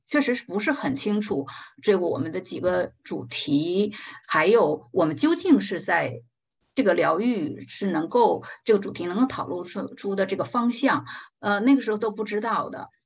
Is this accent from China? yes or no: yes; China; 我们中国人